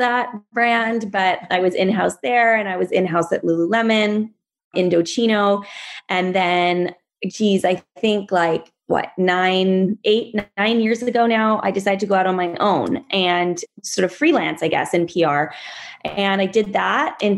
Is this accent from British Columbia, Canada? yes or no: yes; Vancouver, British Columbia, Canada; also born or lived in Iowa / Washington, District of Columbia, United States / New York / Los Angeles; I grew up here in Vancouver on the North Shore.